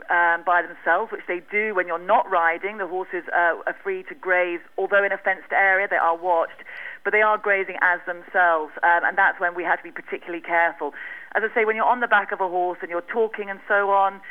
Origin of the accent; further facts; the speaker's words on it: Winchester, South East England, United Kingdom; now in Botswana; Originally from the UK, Hampshire, Winchester Cathedral